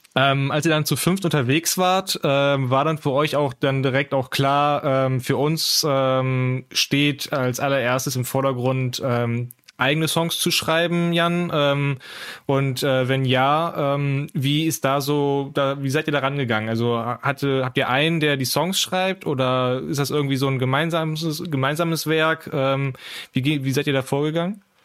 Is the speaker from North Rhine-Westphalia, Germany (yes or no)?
yes; Aachen, North Rhine-Westphalia, Germany; moved away; ich bin äh, gebürtig äh, auch Aachener